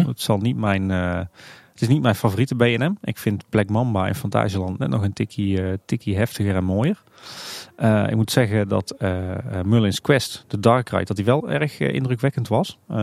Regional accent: Tilburg, North Brabant, Netherlands; ik ben Tilburger van, van geboorte

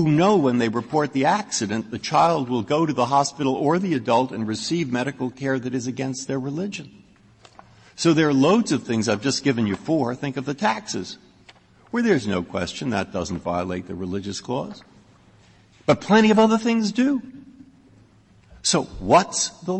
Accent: Massachusetts, United States; I'm from Massachusetts

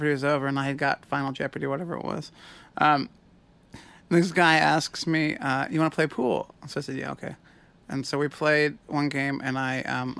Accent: St. Louis, Missouri, United States; I grew up in St. Louis, which has a Jewish community

